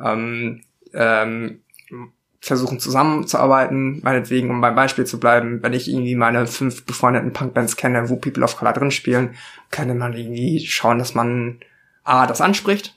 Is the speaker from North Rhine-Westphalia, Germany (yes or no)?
no; southern Bavaria, Germany; ich bin in Südbayern aufgewachsen